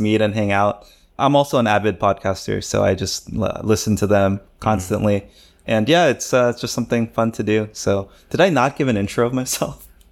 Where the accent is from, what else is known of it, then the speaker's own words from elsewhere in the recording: Maryland, United States; moved away as an adult; also born or lived in California / Korea; now in Seoul, South Korea; I was born and raised in America, specifically in Maryland, the greatest state in the union.